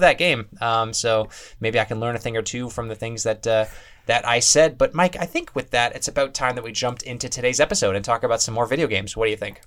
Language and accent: English; Canada; As a Canadian